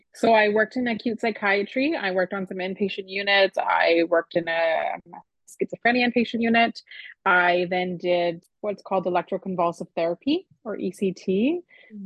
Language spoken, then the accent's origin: English; Canada